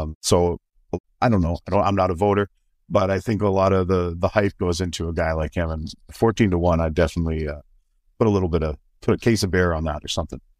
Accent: Canada; as a Canadian

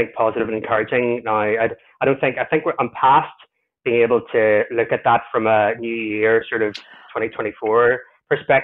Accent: Ireland; I'm Irish

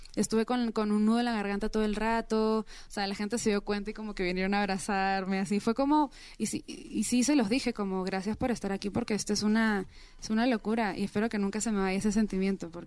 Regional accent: Peru; moved away; soy peruana

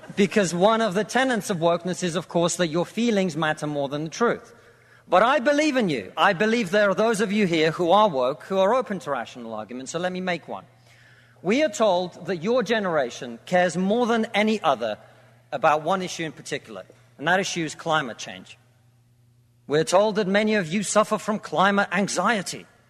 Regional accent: Russia; now in United Kingdom

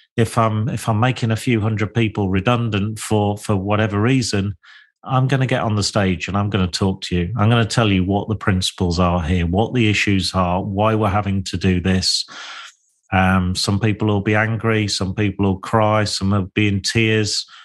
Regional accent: Lincolnshire, East Midlands, United Kingdom; I was born and bred in Lincolnshire

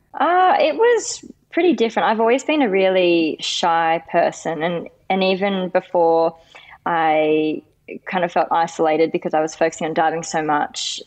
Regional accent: Sydney, New South Wales, Australia; I live in Western Sydney, and I grew up here

